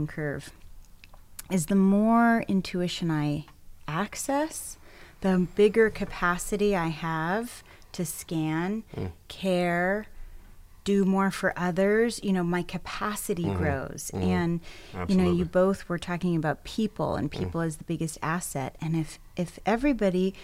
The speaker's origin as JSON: {"language": "English", "region": "New England", "country": "United States", "tie": "born or raised there", "said": "Very different upbringing, and yet both my parents were great artists. It was just, you know, East Coast, New England"}